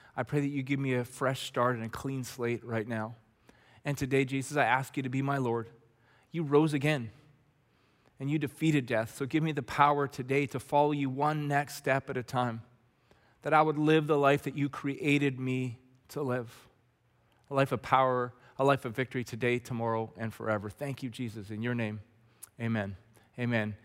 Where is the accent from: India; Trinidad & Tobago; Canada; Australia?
Canada; Red Deer, Alberta; the guys I grew up with in Red Deer